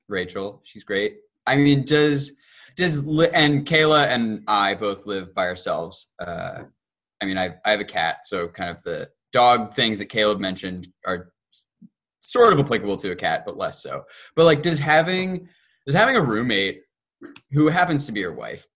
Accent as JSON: {"language": "English", "region": "Delaware", "country": "United States", "tie": "born or raised there", "said": "I grew up in Delaware, so my parents live nearby"}